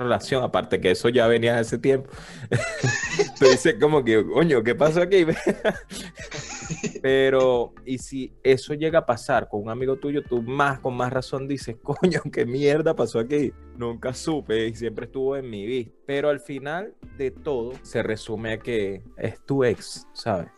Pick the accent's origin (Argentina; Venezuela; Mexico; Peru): Venezuela; Yo considero que yo no soy un venezolano común, para nada